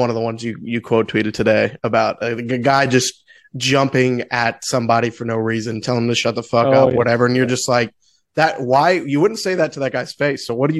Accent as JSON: {"language": "English", "region": "Missouri", "country": "United States", "said": "I mean, we're from Missouri, so it's not"}